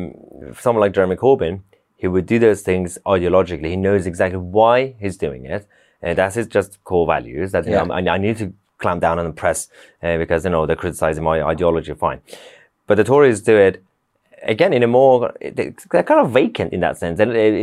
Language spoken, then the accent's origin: English; Iran; When I grew up in Iran and like those sort of cultures